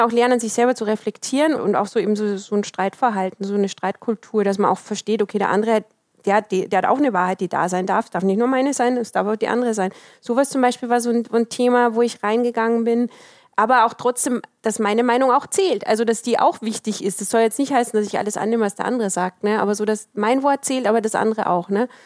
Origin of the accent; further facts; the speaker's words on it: Austria; das ist genau das, weil ich bin in Österreich groß geworden. Meine Oma war ähm, Flüchtling.